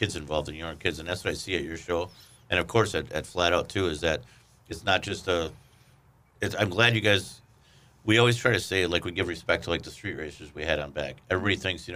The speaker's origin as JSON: {"language": "English", "town": "Milwaukee", "region": "Wisconsin", "country": "United States", "tie": "born or raised there", "said": "I grew up in Milwaukee"}